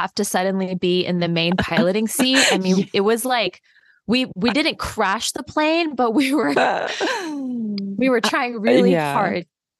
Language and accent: English; Athens, Georgia, United States; moved away; our trip, it was to my hometown.